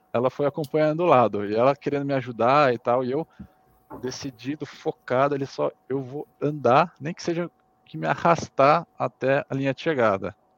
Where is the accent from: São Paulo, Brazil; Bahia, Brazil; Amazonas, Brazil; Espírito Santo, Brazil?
São Paulo, Brazil; Valinhos; moved away as an adult; now in Munich, Germany; Mas eu cresci e vivi é, praticamente a minha vida toda no interior de São Paulo, na cidade em Valinhos, perto de Campinas